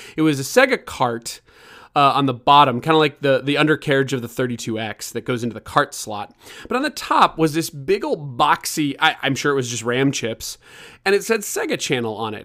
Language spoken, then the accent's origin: English; Kansas City, United States; moved away; I was from Kansas City